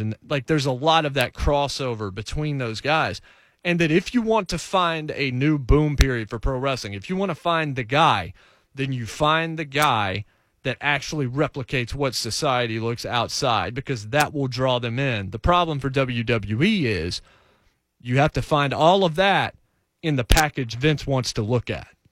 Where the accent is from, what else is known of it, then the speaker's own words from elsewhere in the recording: Martinsville, Virginia, United States; The movie theater that I grew up with in Martinsville, Virginia had two screens.